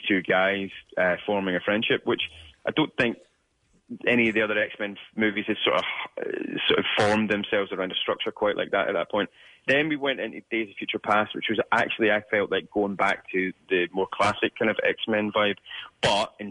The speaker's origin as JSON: {"language": "English", "region": "Scotland", "country": "United Kingdom", "said": "as a young Scottish person"}